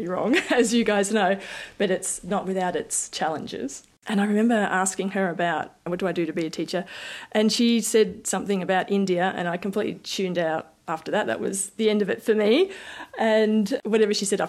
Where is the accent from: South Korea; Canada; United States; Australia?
Australia; Bendigo, Victoria; also born or lived in Queensland / New South Wales / Sydney; Our family moved to Bendigo when I was maybe five or so